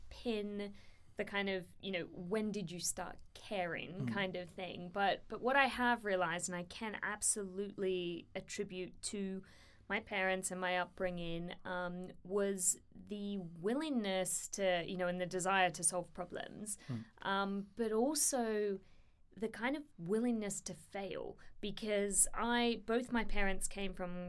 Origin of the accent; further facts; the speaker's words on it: Australia; moved away as an adult; also born or lived in India; now in United Kingdom; born and bred in Australia, but have lived in the United Kingdom here for the past nearly 7 years